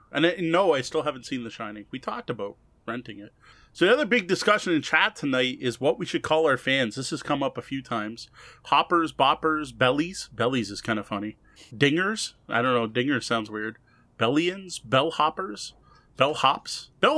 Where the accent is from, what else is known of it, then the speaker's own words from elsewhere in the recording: Canada; It's just not worth it in Canada, unfortunately, despite being Canadian.